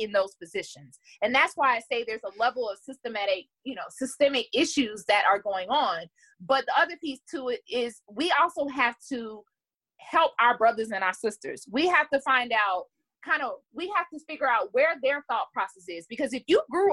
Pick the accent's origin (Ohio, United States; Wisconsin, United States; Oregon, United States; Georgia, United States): Georgia, United States; Stone Mountain; also born or lived in Atlanta; I'm born and raised here in Atlanta. I grew up in Stone Mountain, which is a predominantly Black neighborhood